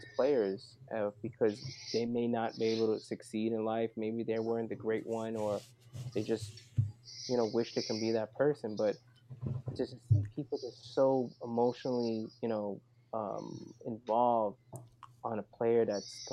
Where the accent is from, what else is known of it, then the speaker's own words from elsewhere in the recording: New York City, New York, United States; I grew up right in the Lower East Side, right in the smack middle of Chinatown and Little Italy